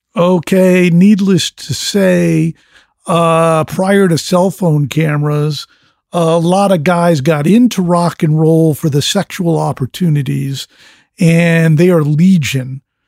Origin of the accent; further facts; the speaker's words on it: fifty miles from New York City, East Coast, United States; I grew up in the East Coast, fifty miles from New York City